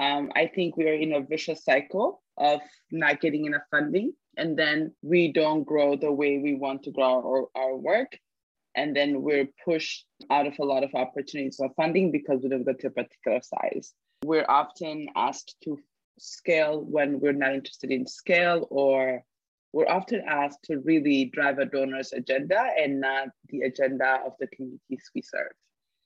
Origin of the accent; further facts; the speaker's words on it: Ethiopia; moved away as an adult; also born or lived in United States; And I now live back in Ethiopia. I live in Addis Ababa.